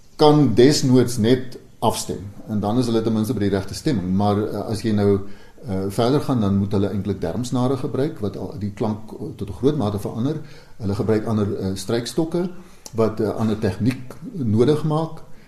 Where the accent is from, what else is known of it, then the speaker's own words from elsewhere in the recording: Vredefort, Free State, South Africa; my tuisdorp Vredefort